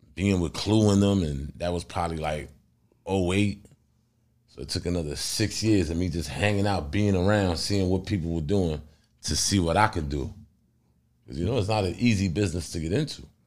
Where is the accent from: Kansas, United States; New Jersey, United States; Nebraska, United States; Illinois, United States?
New Jersey, United States; I'm from Jersey